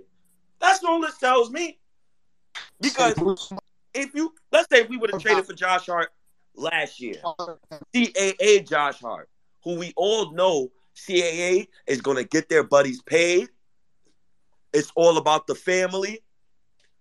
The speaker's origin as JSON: {"language": "English", "country": "Ghana", "said": "I'm Ghanaian"}